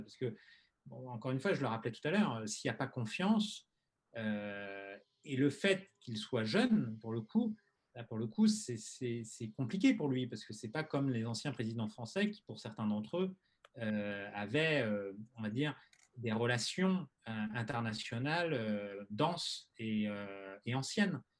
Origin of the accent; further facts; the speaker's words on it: France; en tant que Français